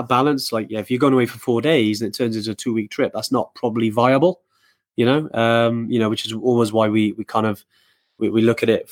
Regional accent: Wales, United Kingdom; obviously I'm from Wales

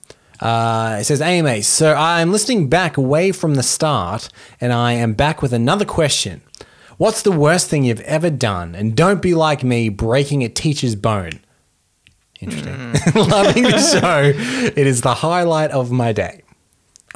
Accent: Australia

